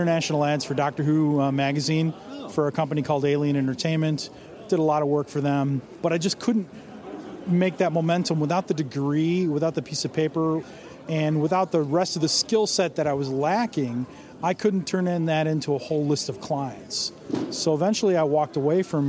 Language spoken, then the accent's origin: English; Villa Park, Illinois, United States; I'm from Villa Park, Illinois, which is a western suburb of Chicago